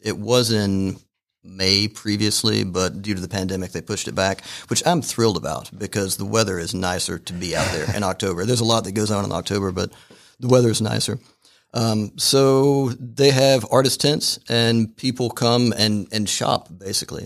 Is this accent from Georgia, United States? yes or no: yes; Fairmount, Georgia, United States; I grew up in Fairmount, so not that far away.